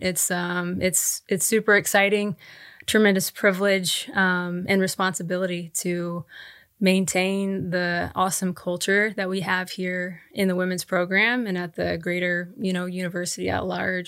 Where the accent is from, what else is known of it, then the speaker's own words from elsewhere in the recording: Tulsa, Oklahoma, United States; moved away; I was born and raised in Tulsa, Oklahoma